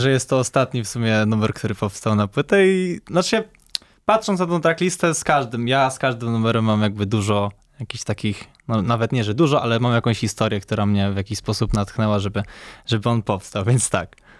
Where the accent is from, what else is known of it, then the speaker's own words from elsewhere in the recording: Poznań, Greater Poland, Poland; ja jestem z Poznania, urodziłem się, mieszkam w Poznaniu od już 22 lat